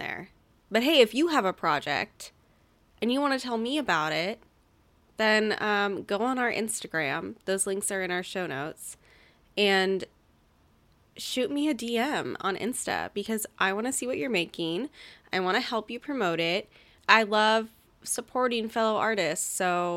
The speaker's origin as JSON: {"language": "English", "town": "Portland", "region": "Oregon", "country": "United States", "tie": "born or raised there", "said": "I was born in Portland"}